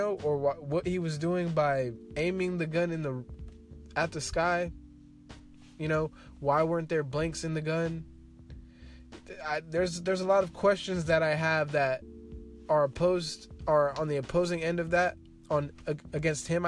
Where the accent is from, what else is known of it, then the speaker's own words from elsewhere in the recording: Seaside, California, United States; growing up in Seaside, you know, everybody's apparently a Crip